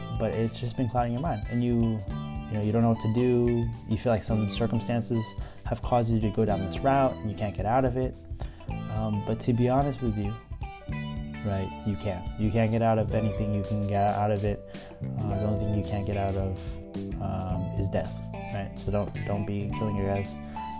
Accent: Philippines; I'm Filipino.

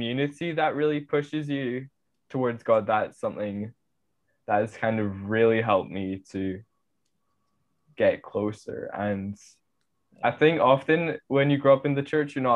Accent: Canada; Like, I'm from Canada

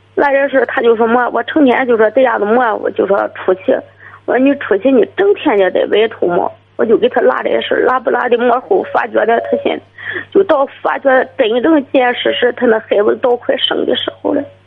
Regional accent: Qihe, Shandong, China; 我是齐河的

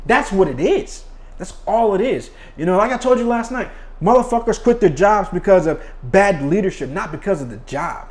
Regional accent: United States; as an American

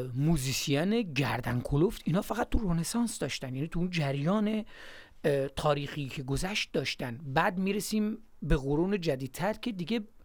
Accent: Gilan, Iran; moved away; ماهایی که از گیلان هستیم

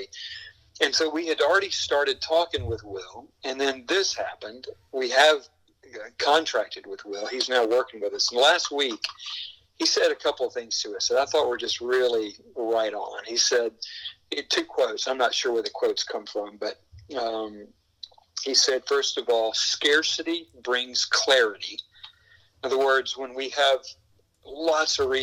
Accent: the South, United States; I was born and bred in the South

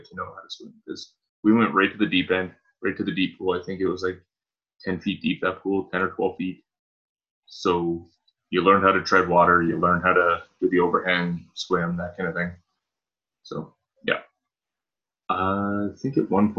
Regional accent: Canada; I, as a Canadian

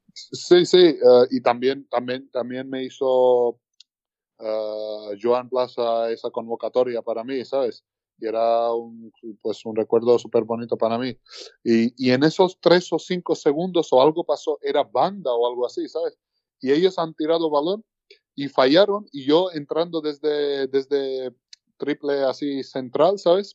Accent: Tbilisi, Georgia; now in Gran Canaria, Spain; el capital de donde somos, bueno, de donde soy yo y, toda, toda mi familia también

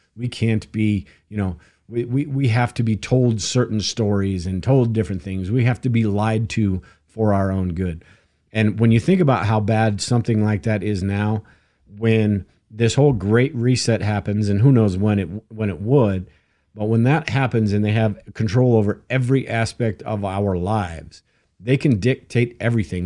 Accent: United States; us as Americans

